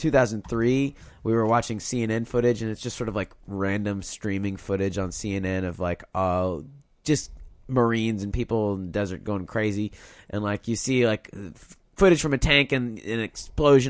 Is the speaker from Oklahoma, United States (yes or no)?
yes; Tulsa, Oklahoma, United States; moved away; I'm from Tulsa, Oklahoma.